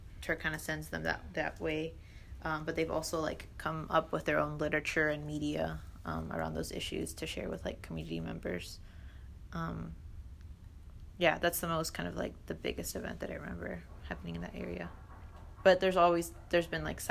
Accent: Memphis, Tennessee, United States; I grew up on Summer Avenue. That was one of the neighborhoods that I grew up in Memphis

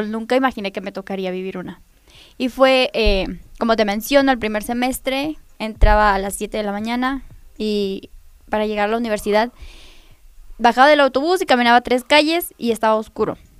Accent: Nopalucan, Puebla, Mexico; Soy del municipio de Nopalucan

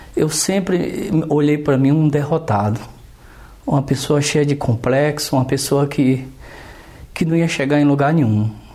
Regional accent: Northeast Region, Brazil; now in São Paulo, Brazil; sou nordestino. Vou falar um pouco da minha infância no Nordeste

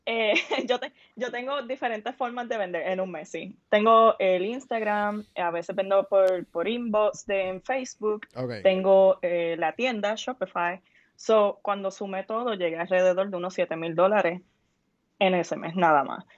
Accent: Puerto Rico; en nuestra cultura en Puerto Rico, porque obviamente soy puertorriqueña

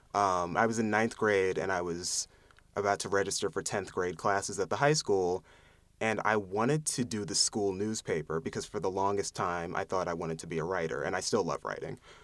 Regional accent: Lansdale, Pennsylvania, United States; I'm from Lansdale, Pennsylvania, which is a suburb, uh, maybe thirty minutes outside of Philadelphia

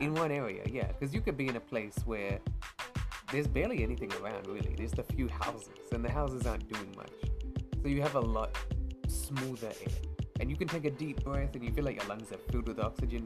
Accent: Australia; as an Australian, you know, you'll go to work

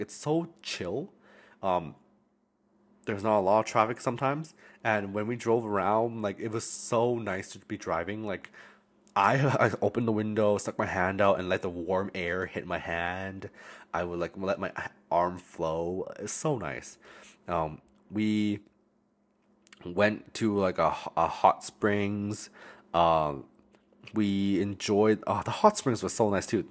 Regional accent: Alberta, Canada; moved away as an adult; also born or lived in Calgary; now in Vancouver, Canada; I'm from Alberta, right? We don't have no ocean

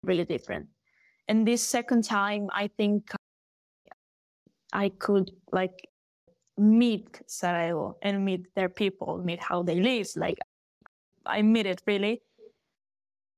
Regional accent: A Coruña, Galicia, Spain; first language Galician; English is a second language; when I went back to Coruña, to my hometown

